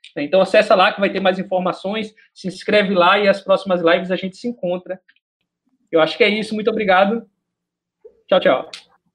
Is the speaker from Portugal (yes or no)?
no; Northeast Region, Brazil; accent: nordestinês; eu sou nordestino